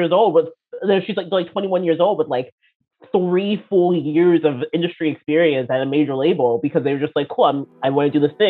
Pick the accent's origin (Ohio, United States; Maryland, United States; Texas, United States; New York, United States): Maryland, United States; Baltimore; moved away as an adult; now in Sweden; I come from Baltimore. That's where I grew up.